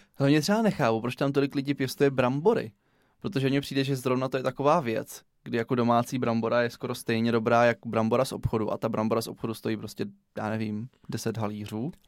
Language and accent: Czech; Brno, South Moravian Region, Czechia; Já jsem se narodil v Komíně, pak jsme se stěhovali do Jundrova, na Lesnou, po druhé na Lesnou, do Černých polí, do Řečkovic, do Černých polí